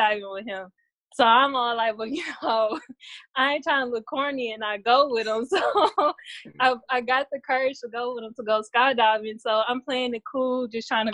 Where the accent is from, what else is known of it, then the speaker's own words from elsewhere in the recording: Cleveland, Ohio, United States; I'm from Cleveland, Ohio.